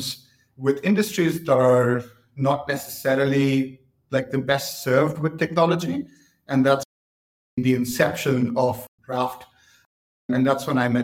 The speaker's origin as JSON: {"language": "English", "town": "Mumbai", "region": "Maharashtra", "country": "India", "tie": "born or raised there", "also_born_or_lived": "Cambridge, United Kingdom", "moved": "as an adult", "lives_now": "London, United Kingdom", "said": "I was born in Mumbai. I grew up in Mumbai, did my school there"}